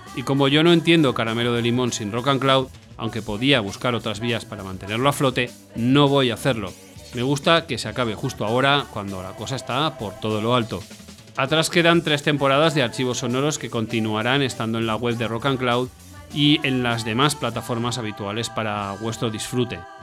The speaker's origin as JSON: {"language": "Spanish", "town": "Valencia", "region": "Valencian Community", "country": "Spain", "said": "mi tierra, Valencia."}